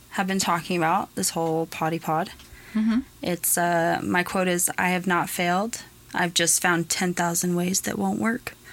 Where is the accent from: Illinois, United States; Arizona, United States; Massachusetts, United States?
Arizona, United States; born there; also born or lived in Oklahoma; To Arizona from Oklahoma, even though I was born here in Arizona